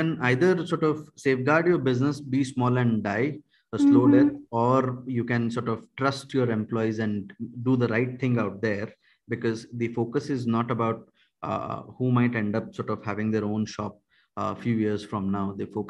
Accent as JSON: {"language": "English", "country": "India", "first_language": "Kannada", "second_language": "English", "said": "I happen to know three languages, Kannada, Hindi, and English. Kannada is my mother tongue."}